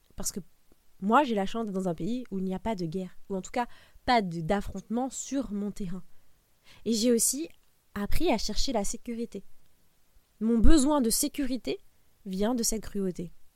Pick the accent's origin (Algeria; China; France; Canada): France; Nous, en tant que Français